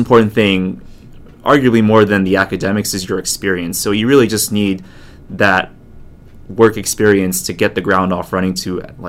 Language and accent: English; United States; also born or lived in Taiwan / Japan; I'm an American-born Chinese